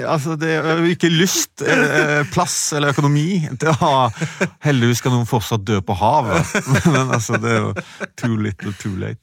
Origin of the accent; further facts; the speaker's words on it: Sveio, Vestland, Norway; moved away; sånn vokste jeg opp i Sveio.